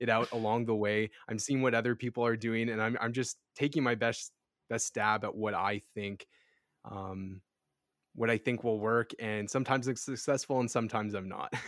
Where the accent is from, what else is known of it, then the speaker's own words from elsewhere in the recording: Edmonton, Alberta, Canada; I'm from Edmonton, Alberta, Western Canada